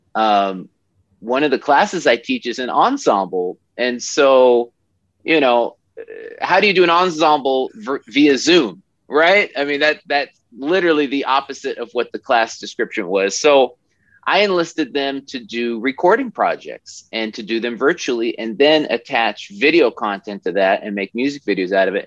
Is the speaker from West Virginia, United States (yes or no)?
no; Oregon, United States; I'm from Oregon, and uh, you know I grew up there